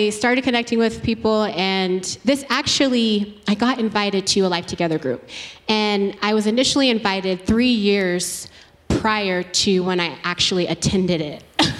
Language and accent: English; Georgia, United States; Originally Georgia.